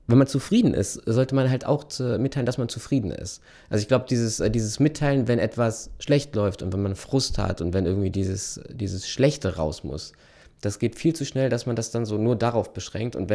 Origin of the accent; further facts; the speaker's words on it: North Rhine-Westphalia, Germany; ich komme ja aus Ostwestfalen